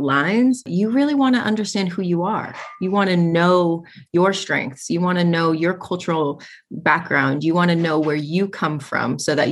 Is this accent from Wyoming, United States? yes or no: no; Spokane, Washington, United States; also born or lived in Kiana, Alaska; My family is from Kayana, Alaska, but I was born and raised in Spokane